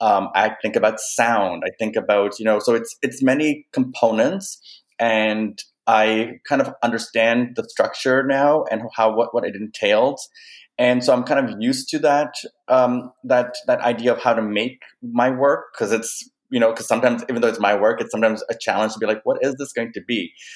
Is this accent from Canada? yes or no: yes; Canada; also born or lived in Kenya; my cultural identity in that work, looking at my Kenyan upbringing, my being raised in Canada, but being of Indian descent, fifth generation born in Kenya, but of Indian descent.